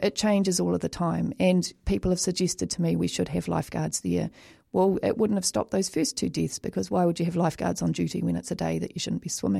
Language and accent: English; New Zealand; as a child growing up in New Zealand, we all had to learn to swim.